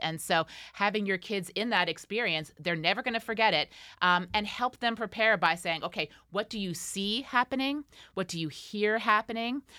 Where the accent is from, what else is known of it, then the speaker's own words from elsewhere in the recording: Rochester, New York, United States; my hometown